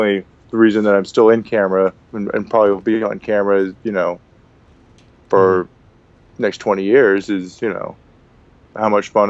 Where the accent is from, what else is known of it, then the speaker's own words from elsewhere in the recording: Portland, Oregon, United States; moved away as an adult; also born or lived in Spokane, Washington; now in Los Angeles, United States; I'm from Portland, Oregon